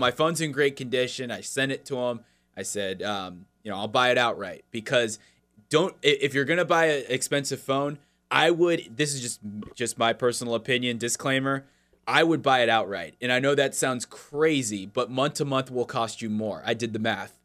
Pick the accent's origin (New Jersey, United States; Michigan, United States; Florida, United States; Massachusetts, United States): Florida, United States; moved away